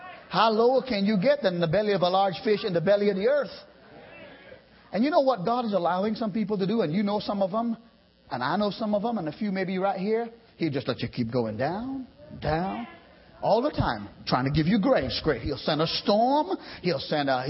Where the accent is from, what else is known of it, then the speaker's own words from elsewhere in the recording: Trinidad & Tobago; now in United States; I lived around the sea all my boyhood. I'm from the islands. I'm from Trinidad